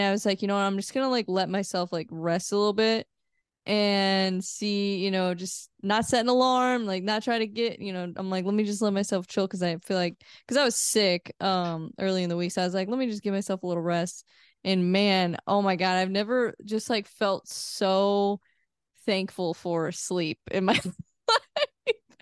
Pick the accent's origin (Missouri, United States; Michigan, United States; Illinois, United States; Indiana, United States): Missouri, United States; I'm from Missouri, so mm-hmm. I I kind of grew up in like a smaller town.